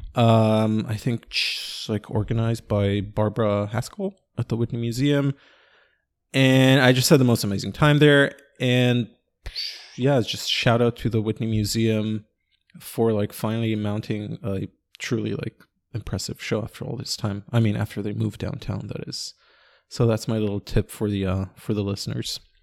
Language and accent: English; Ra'anana, Central District, Israel; also born or lived in Sunset Park, New York; now in New York, United States; Ranana, my hometown